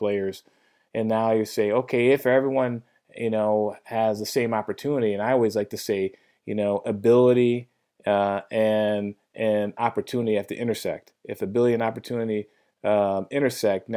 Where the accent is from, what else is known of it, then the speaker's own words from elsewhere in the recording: Chicago, Illinois, United States; my hometown of Chicago in Evanston, Illinois